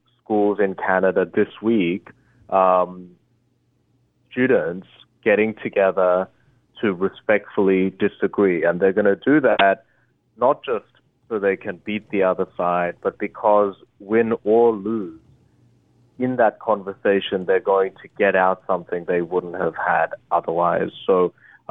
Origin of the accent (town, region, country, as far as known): Australia; born or raised there; English is a second language; also born or lived in Korea / Harvard (United States)